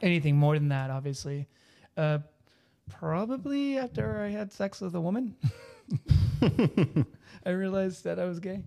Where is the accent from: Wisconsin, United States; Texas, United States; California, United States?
Texas, United States; moved away; growing up in Texas in the nineties